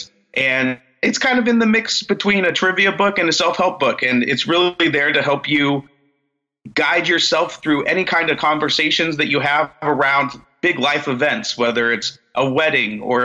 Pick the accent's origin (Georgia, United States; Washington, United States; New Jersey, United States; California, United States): California, United States; Central Valley, near Modesto, Northern; also born or lived in San Francisco; I'm a Northern California boy. I grew up in the Central Valley out here by Modesto